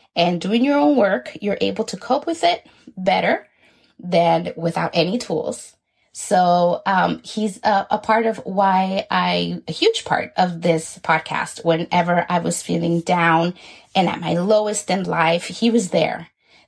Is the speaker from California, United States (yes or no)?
yes; Los Angeles, California, United States; also born or lived in Guatemala / Inland Empire, California; I was born in Guatemala and grew up in Southeast Los Angeles, California